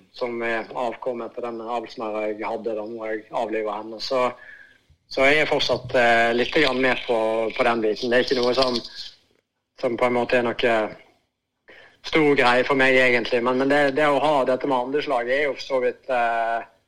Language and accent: Norwegian; Voss, Vestland, Norway; also born or lived in Bergen; fra den tida jeg vokste opp og jeg er jo fra Vårstø